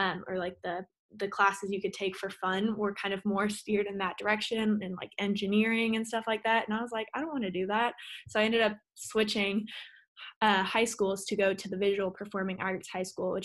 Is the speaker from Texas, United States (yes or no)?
yes; Austin, Texas, United States; I was born and raised in Austin, Texas